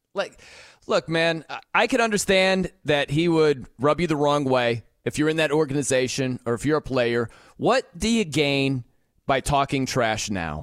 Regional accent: South Bend, Indiana, United States; I grew up in South Bend

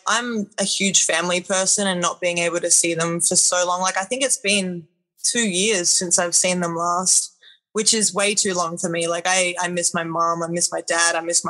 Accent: Australia; I mean, I guess it's pretty normal for me.

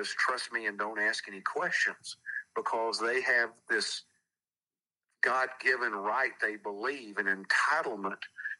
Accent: Texas, United States; I grew up in Texas, where there had been nothing but Democrats for 100 years after the Civil War.

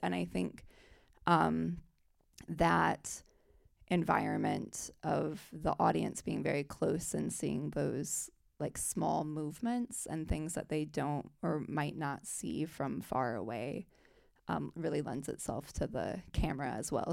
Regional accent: South Bend, Indiana, United States; I'm from South Bend, Indiana, and it's a smaller city

